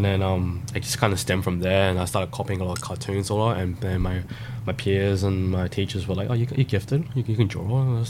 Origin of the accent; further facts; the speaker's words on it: South Australia, Australia; also born or lived in Thailand; I moved to Australia practically a couple months old